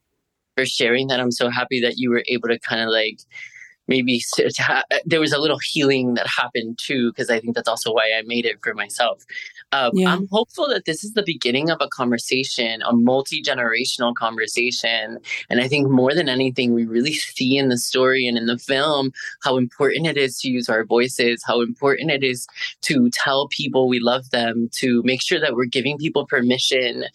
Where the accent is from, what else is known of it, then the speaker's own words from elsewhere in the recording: Miami, Florida, United States; I'm born and raised in Miami.